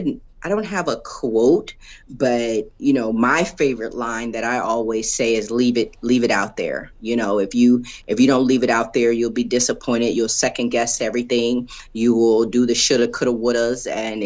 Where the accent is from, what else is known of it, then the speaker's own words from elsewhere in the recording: Los Angeles, California, United States; now in Springfield, United States; Los Angeles, California.